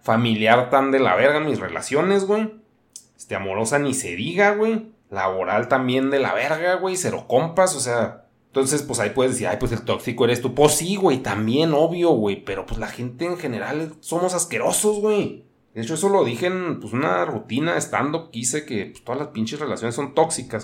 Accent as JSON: {"language": "Spanish", "region": "northern Mexico", "country": "Mexico", "said": "yo también soy un mexicano"}